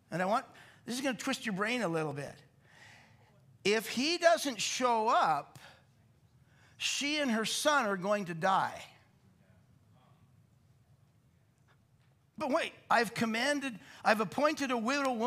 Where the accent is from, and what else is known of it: Canada